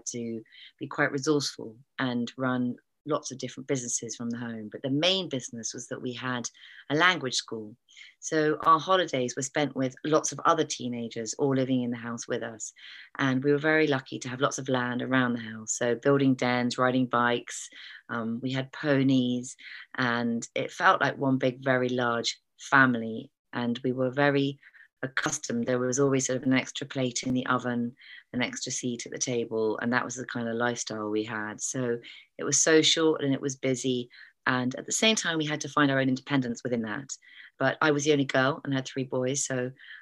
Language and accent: English; East Pennard, South West England, United Kingdom; moved away; also born or lived in Brecon, Wales; I grew up in East Pennard, which I think is not very far from you.